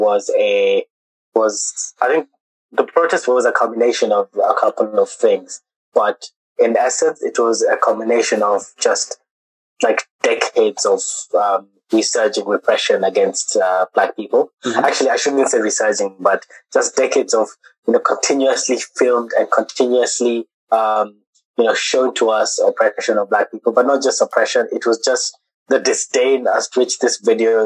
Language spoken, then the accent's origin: English; Kenya; moved away as an adult; we've been born and raised in Kenya, international school